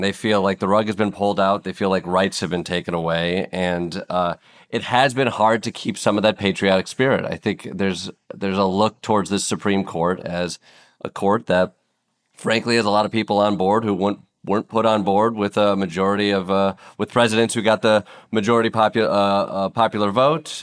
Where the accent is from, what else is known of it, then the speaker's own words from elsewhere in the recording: Kalamazoo, Michigan, United States; I grew up in Kalamazoo, Michigan